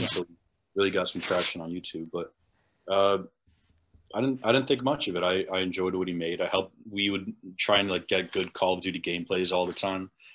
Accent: New England, United States; being in New England, it's, at least, uh, the people that I was around, it was very, very white

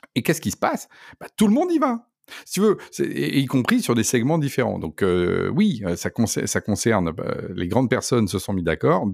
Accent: Poitou, Nouvelle-Aquitaine, France; now in Paris, France; je viens de la campagne, je viens du Poitou

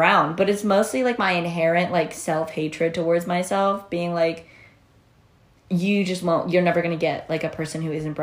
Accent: United States; I grew up in America, like, I'm pretty assimilated

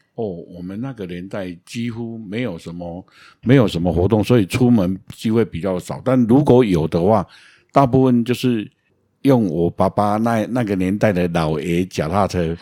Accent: Taiwan; 我们乡下啊，那个台， 台糖的，种蔗糖的非常多啊

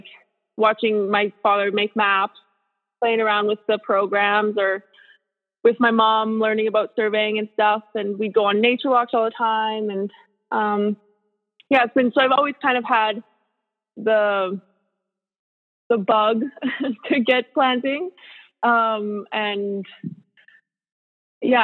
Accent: Quesnel, British Columbia, Canada; also born or lived in Prince George, British Columbia; I'm born and raised in Quesnel

